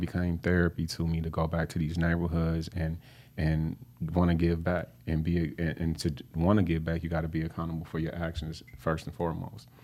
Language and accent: English; Flint, Michigan, United States; I grew up on Flint's, um, north side